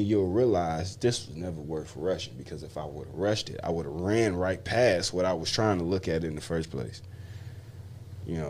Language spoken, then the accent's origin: English; Midwest, United States; I'm from the Midwest and I'm a real blue, authentic blue line baby